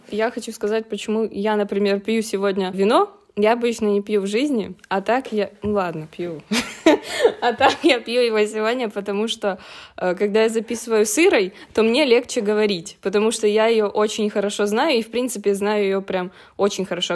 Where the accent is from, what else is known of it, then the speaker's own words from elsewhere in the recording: Ukraine; я из Украины